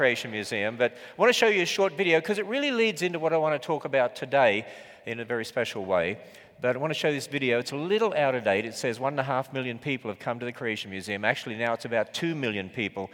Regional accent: Australia; accent: Australian; I was from Australia

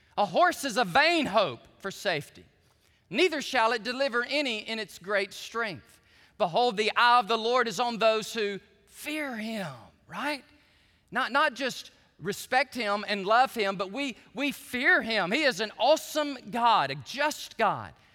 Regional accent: United States; I'm a Christian before I am an American patriot.

